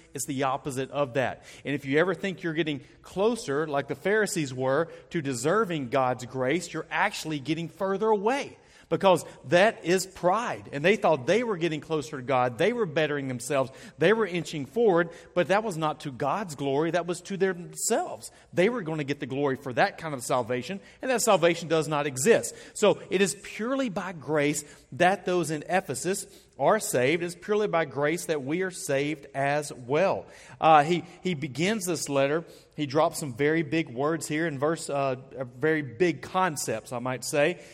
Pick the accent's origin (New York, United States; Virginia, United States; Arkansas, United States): Arkansas, United States; I'm from Arkansas. We have purple trees all around our woods.